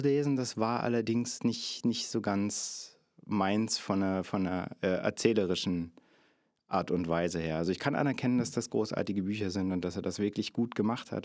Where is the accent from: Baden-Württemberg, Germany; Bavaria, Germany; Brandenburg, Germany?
Brandenburg, Germany; Cottbus; Ich äh, komme aus dem hier schon äh, oft erwähnten Sachsendorf, auch in Cottbus, der südliche Stadtteil, den wir haben